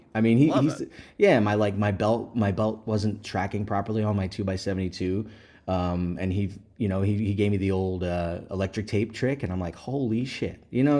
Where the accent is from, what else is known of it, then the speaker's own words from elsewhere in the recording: Philadelphia, Pennsylvania, United States; moved away as an adult; now in Las Vegas, United States; So I'm from Pennsylvania. I'm from Philadelphia originally. And I didn't have the most, conventional, normal upbringing.